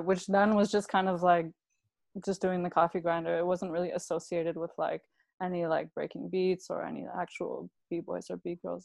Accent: Brampton, Ontario, Canada; moved away; I grew up in Brampton, mm-hmm. uh, and I lived there until I was about 14 years old.

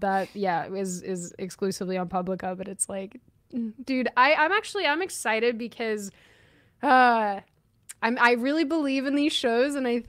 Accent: Seattle, Washington, United States; I'm answering like this because, like, I'm from Seattle.

